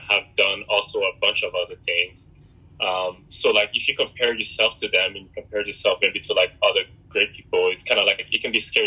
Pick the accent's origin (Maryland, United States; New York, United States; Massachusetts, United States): New York, United States; English is a second language; also born or lived in Republic of Congo / North Carolina / Philadelphia; I was I was mostly raised in New York, um, from like eleven till basically now. Um, New York is like my home